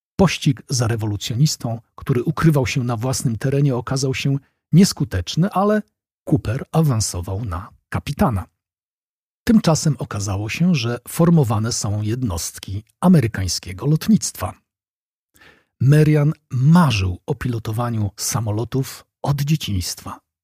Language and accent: Polish; Poland; now in Wrocław, Poland; dla nas, Polaków